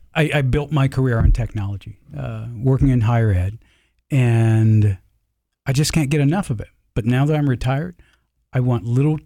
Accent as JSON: {"language": "English", "region": "Georgia", "country": "United States", "accent": "Southern", "said": "I'm originally from the South. Used to have a deep Southern accent."}